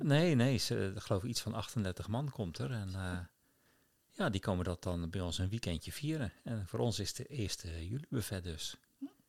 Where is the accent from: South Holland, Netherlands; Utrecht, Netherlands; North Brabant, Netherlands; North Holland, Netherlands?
South Holland, Netherlands; Rotterdam; moved away; ik als, als jonge puber op de markt in IJsselmonde stond